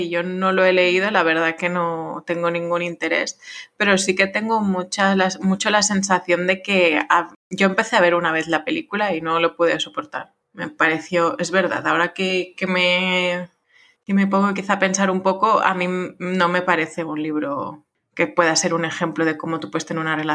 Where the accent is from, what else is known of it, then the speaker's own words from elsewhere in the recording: France; Spanish is a second language; aunque a mí me guste más, pues soy francesa, pero bueno.